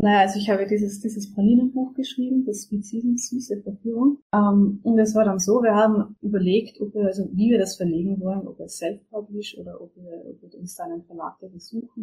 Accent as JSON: {"language": "German", "country": "Austria", "said": "bei uns in Österreich"}